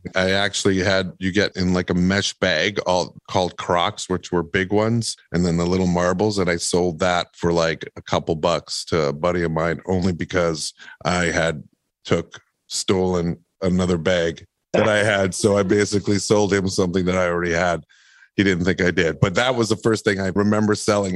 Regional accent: Winnipeg, Manitoba, Canada; I grew up in Winnipeg, Manitoba

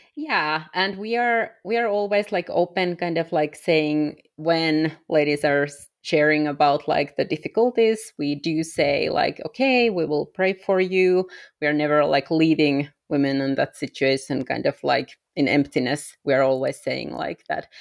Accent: Finland; English is a second language; moved away as an adult; I am originally from Europe, from Finland

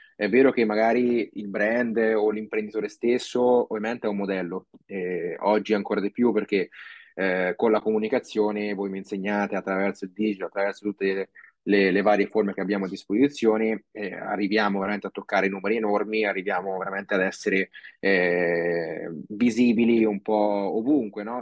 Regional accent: Castelfidardo, Marche, Italy; also born or lived in Osimo / Australia; noi siamo ad Osimo fondamentalmente, anche se io sono di Castelfidardo

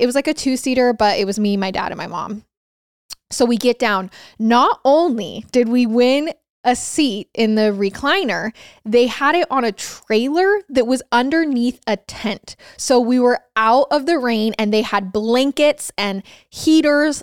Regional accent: Idaho, United States; I'm from Idaho

